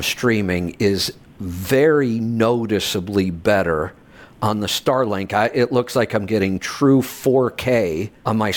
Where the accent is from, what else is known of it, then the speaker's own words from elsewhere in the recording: Ohio, United States; moved away; also born or lived in Colorado; I grew up in the Midwest in Ohio in the snow belt between Cleveland and Buffalo